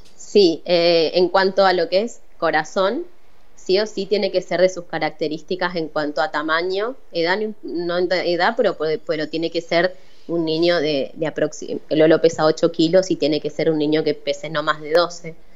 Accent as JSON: {"language": "Spanish", "town": "Paraná", "region": "Entre Ríos", "country": "Argentina", "moved": "as an adult", "lives_now": "Rosario, Argentina", "said": "Yo soy de Paraná. Eh, después, bueno, me fui a vivir a Rosario por mis estudios"}